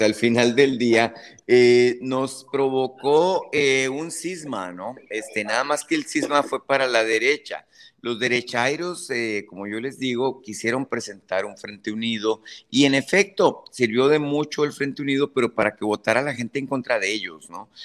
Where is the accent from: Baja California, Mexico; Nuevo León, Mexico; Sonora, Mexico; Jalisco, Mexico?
Sonora, Mexico; yo como sonorense que soy